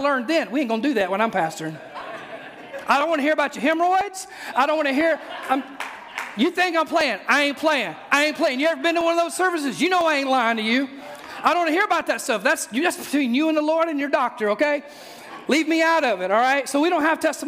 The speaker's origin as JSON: {"language": "English", "region": "Mississippi", "country": "United States", "moved": "yes", "lives_now": "Oak Ridge, United States", "said": "I'm from Mississippi"}